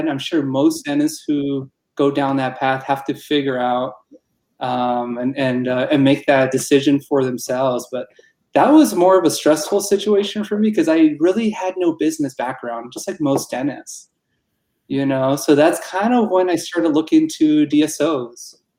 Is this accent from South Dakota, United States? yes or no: no; Tucson, Arizona, United States; also born or lived in Pittsburgh; I'm from Arizona, born and raised in Tucson.